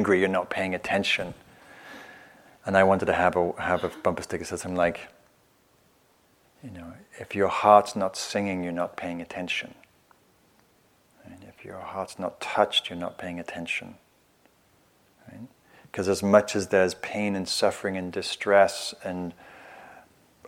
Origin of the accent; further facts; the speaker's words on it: England, United Kingdom; moved away as an adult; now in United States; I'm from England